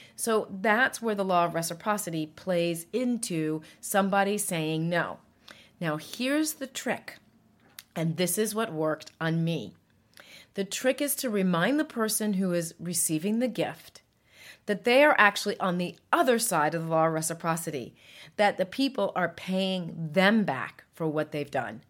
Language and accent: English; United States; I'm an American, proud of it, and, and we are fiercely independent people